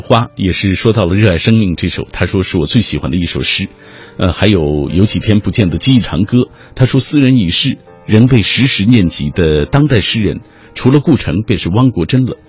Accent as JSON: {"language": "Chinese", "region": "Xinjiang", "country": "China", "tie": "born or raised there", "moved": "yes", "lives_now": "Beijing, China", "said": "他激励着我一路从故乡新疆来到北京的那个过程。"}